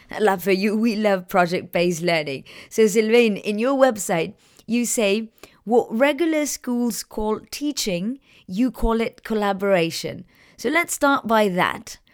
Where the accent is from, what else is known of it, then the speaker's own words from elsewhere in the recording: Chile; I'm from Chile